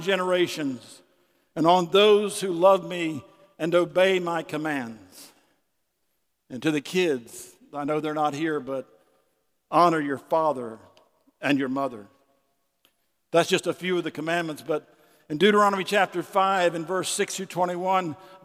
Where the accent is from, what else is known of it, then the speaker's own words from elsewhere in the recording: Winter Haven, Florida, United States; I was born in Winter Haven, Florida in the hospital